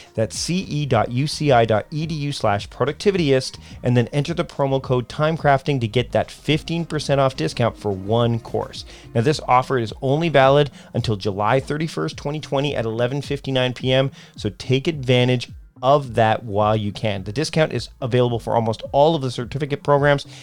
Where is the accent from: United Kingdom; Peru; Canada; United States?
Canada; I'm Canadian.